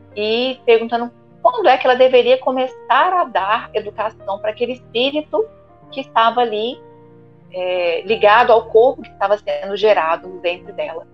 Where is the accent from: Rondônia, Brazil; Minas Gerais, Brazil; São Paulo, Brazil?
Minas Gerais, Brazil; Ituiutaba; lá na minha cidade, onde eu nasci, Tuiutaba, Minas Gerais